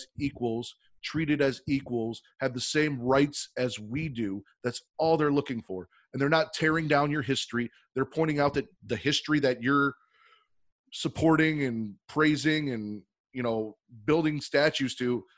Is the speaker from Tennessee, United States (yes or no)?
no; South Holland, Illinois, United States; I'm from South Holland